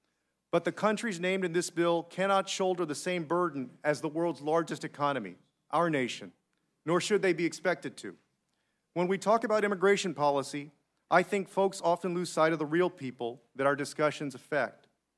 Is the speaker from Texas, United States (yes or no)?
yes; San Antonio, Texas, United States; my hometown of San Antonio